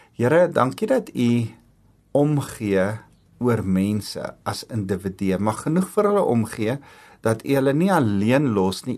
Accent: South Africa; ek's trots om Afrikaans te wees en ek's trots om Afrikaner te wees

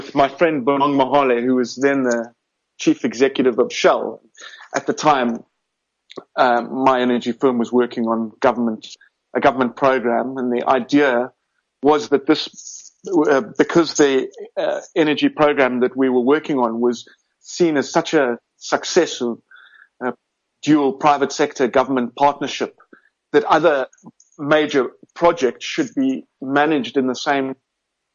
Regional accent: Cape Town, Western Cape, South Africa; moved away as an adult; also born or lived in Johannesburg, South Africa; now in London, United Kingdom; Originally from Cape Town. Well, in fact, I was born in Johannesburg

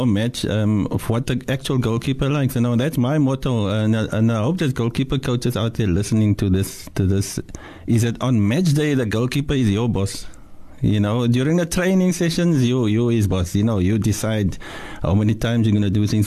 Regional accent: Cape Town, Western Cape, South Africa; I'm from Mannenberg

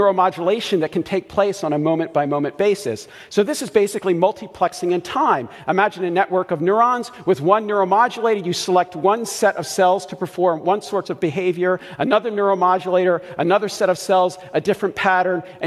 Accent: Baltimore, Maryland, United States; I grew up in Baltimore

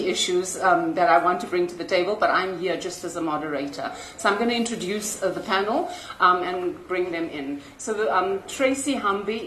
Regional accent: South Africa; a South African

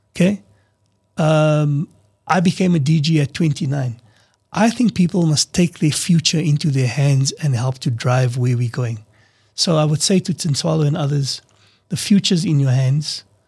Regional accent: South Africa; We're all South African.

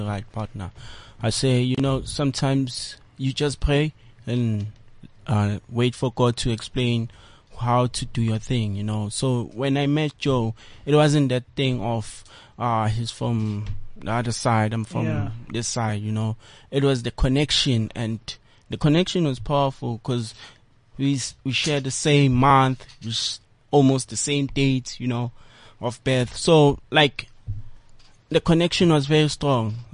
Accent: Soweto, Gauteng, South Africa; I'm from Soweto.

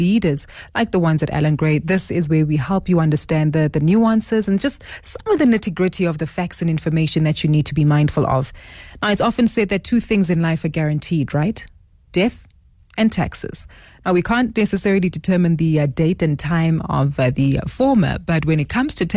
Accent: South Africa; As South African consumers

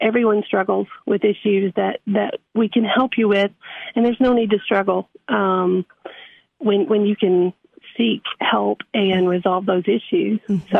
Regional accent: DeKalb County, Tennessee, United States; I'm from DeKalb County and intentionally practice in DeKalb County because it's much needed.

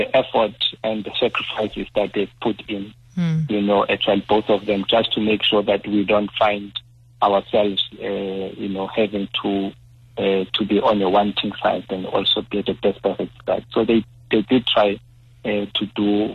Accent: Soweto, Gauteng, South Africa; growing up in Soweto

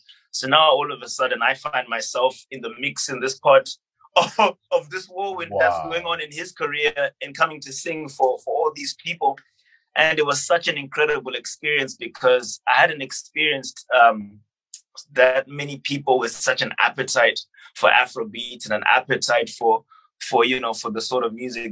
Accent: Zimbabwe; when I was growing up in Zimbabwe, I traveled, and we traveled as a family

